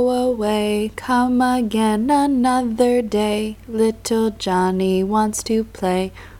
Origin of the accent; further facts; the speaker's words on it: New York, United States; I'm American. I come from New York in the United States.